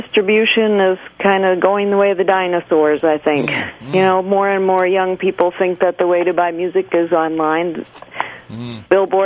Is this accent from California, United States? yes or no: no; Maine, United States; I was a kid growing up in Maine